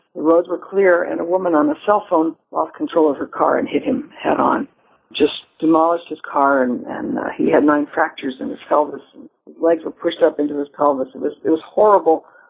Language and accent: English; Marquette, Michigan, United States; also born or lived in Iowa / Libertyville, Illinois; now in Madison, United States; I was born in Iowa, lived outside of Chicago in Libertyville for four years, and then junior high and high school I spent up on the Upper Peninsula in Marquette, Michigan, which I consider really my where my heart lies, my real home.